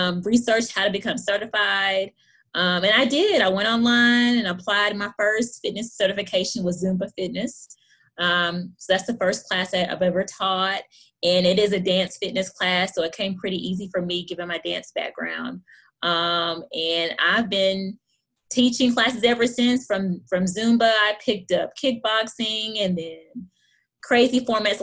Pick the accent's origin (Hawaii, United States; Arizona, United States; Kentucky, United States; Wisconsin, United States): Kentucky, United States; Hopkinsville; moved away as an adult; now in Lexington, United States; I'm born and raised in Hopkinsville, Kentucky.